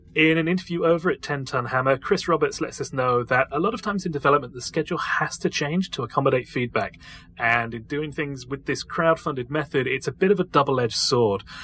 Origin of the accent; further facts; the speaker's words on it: United Kingdom; I am actually British